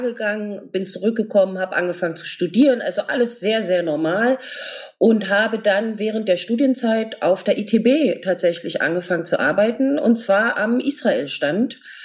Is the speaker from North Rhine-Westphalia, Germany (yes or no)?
no; Berlin, Germany; ich bin aus Berlin